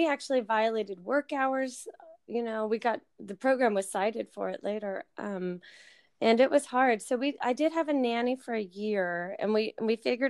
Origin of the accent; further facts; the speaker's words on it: Connecticut, United States; also born or lived in Tennessee; now in Texas, United States; I am from Connecticut. I am a New Englander. I am displaced New Englander